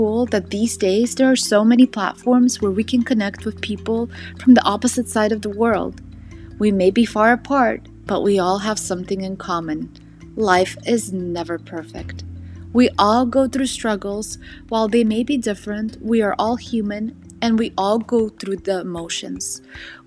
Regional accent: Southern California, United States; also born or lived in St. Petersburg, Russia; I was born in St. Petersburg, Russia, immigrated to Southern California at age 7, and never left the sunny state

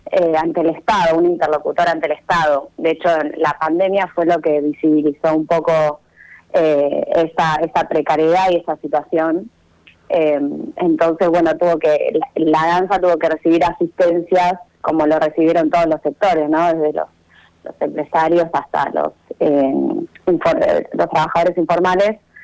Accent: Necochea, Buenos Aires Province, Argentina; Soy necochense

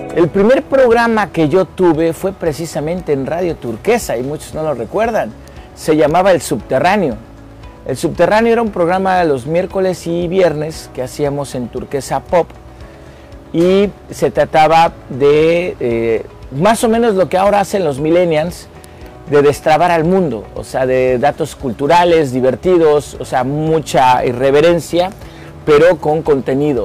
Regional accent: Mexico City, Mexico; now in Cancún, Mexico; soy originario de la Ciudad de México, pariente de todo el mundo y orgullosamente cancunense y dignamente quintanarroense

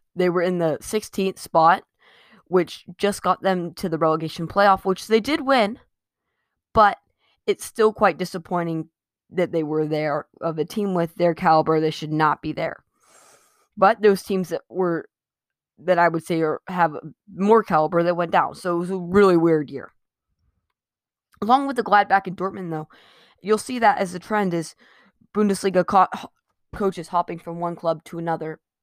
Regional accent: United States; I'm an American

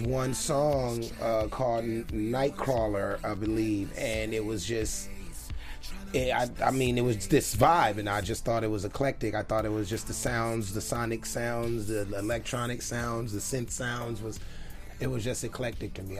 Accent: Los Angeles, California, United States; born and raised in South Central Los Angeles

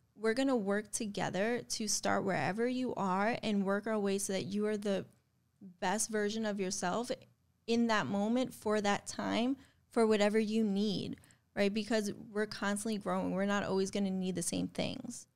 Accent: New York, United States; I'm from New York

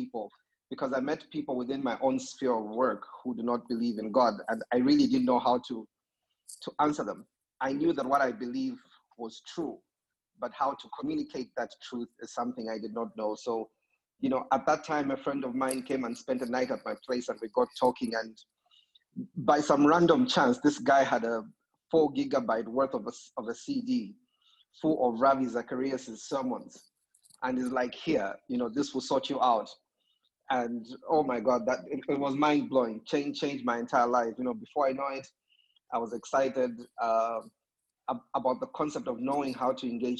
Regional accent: Zambia; I'm from Zambia

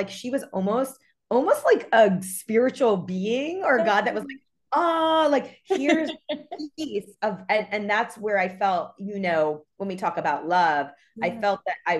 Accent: New York, United States; now in Los Angeles, United States; I'm from New York

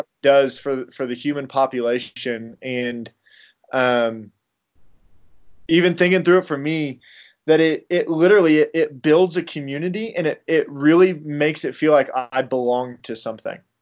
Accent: Illinois, United States; I am from Illinois, so I'm a big Illinois fan

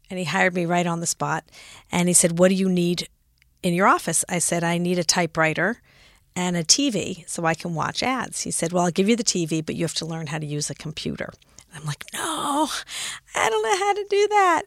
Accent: Los Angeles, California, United States; moved away as an adult; also born or lived in San Francisco / Frankfurt, Germany / New York; was born in San Francisco, grew up in Los Angeles, lived in Frankfurt, Germany for three years because my father was a doctor in the Army and, uh, then came back to L

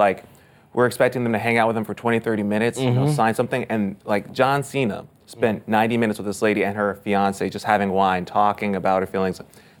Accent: Chicago, Illinois, United States; Like I'm from Chicago.

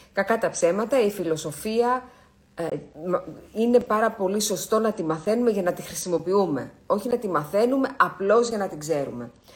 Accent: Greece; εμείς που είμαστε Έλληνες

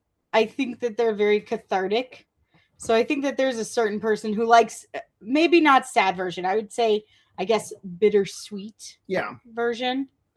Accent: St. Louis, Missouri, United States; My hometown.

